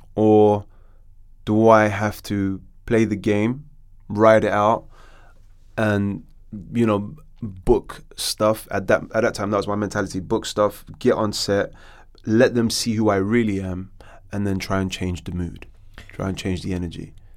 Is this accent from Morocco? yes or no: yes; Morocco; now in London, United Kingdom; I was born in London, and then my dad shipped me out to Morocco